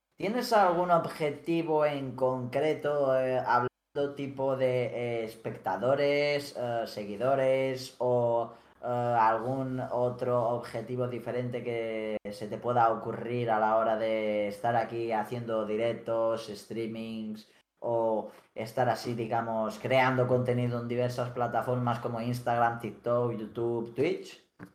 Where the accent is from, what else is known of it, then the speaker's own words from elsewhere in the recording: Felanitx, Balearic Islands, Spain; Somos los dos de Mallorca. Yo concretamente soy de Felanich, un pueblo pequeñito.